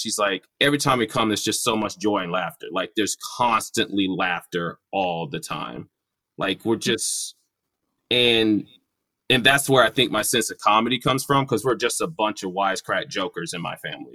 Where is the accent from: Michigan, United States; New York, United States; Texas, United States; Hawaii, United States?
Texas, United States; Irving; we grew up in Irving, there's a group of my friends that I made there